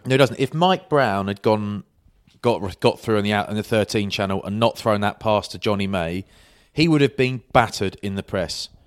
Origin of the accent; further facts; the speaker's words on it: England, United Kingdom; I'm English